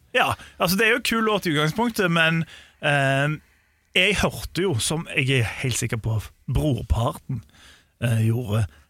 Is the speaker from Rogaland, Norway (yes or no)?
yes; Sandnes, Rogaland, Norway; jeg er fra Sandnes